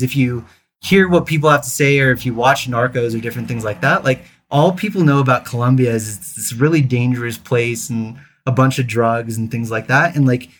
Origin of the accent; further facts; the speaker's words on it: New York City, New York, United States; born there; also born or lived in New Jersey / Tennessee; So I was born in New York City, lived there for 2 weeks, actually. So my dad was finishing up his residency there in the Bronx.